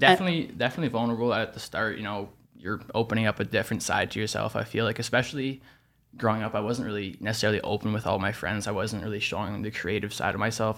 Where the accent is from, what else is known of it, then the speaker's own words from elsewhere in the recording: Toronto, Ontario, Canada; born and raised in Toronto